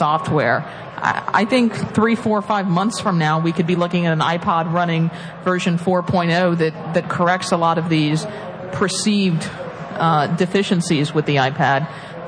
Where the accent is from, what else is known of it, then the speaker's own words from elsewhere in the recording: Florida, United States; I'm from Florida